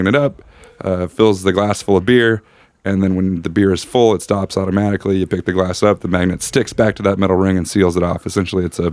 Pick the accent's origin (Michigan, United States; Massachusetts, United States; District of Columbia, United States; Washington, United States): Washington, United States; Seattle; also born or lived in Aberdeen, Washington; now in Indianapolis, United States; I'm from Seattle